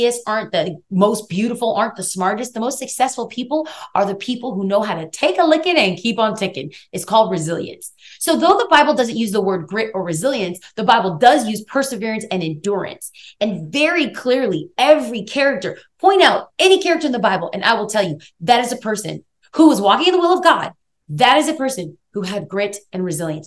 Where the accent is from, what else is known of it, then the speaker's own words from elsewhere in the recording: Los Angeles, California, United States; I grew up in East Los Angeles, California